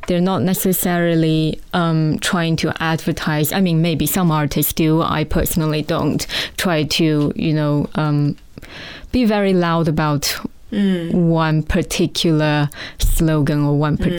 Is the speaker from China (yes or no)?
yes; China; born there; I mean, I would introduce myself as I was born in China